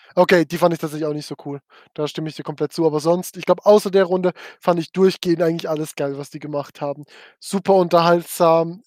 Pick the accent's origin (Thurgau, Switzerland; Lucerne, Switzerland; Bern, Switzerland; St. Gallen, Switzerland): Thurgau, Switzerland; Frauenfeld; ich komme aus Frauenfeld